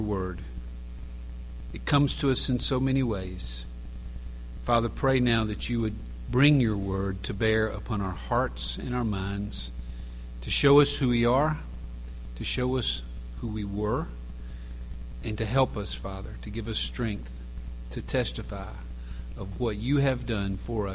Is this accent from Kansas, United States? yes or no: no; Macon, Georgia, United States; from Macon, Georgia, and I run a daycare for teenagers